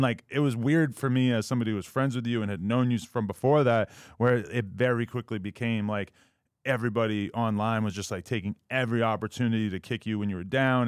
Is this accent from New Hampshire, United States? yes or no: yes; New Hampshire, United States; moved away as an adult; also born or lived in New York; where I grew up in New Hampshire